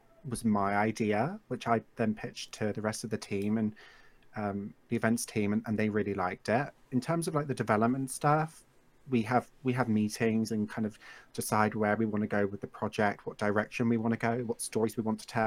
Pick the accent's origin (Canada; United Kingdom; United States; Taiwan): United Kingdom; England; I live in England, if you guys couldn't already tell, and I've always lived here